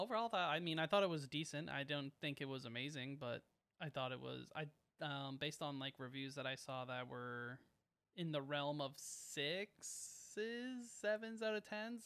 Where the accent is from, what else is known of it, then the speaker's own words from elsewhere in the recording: Canada; we're Canadian